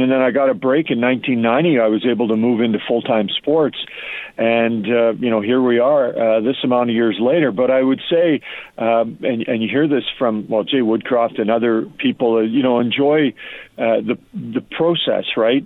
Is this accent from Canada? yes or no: yes; Edmonton, Alberta, Canada; I've been lucky enough to cover the NHL in my hometown